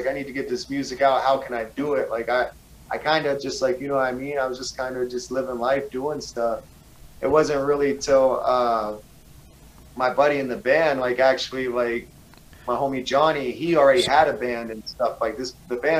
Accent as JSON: {"language": "English", "region": "East Coast", "country": "United States", "tie": "born or raised there", "said": "I grew up on the East Coast, skateboarding wasn't really popular"}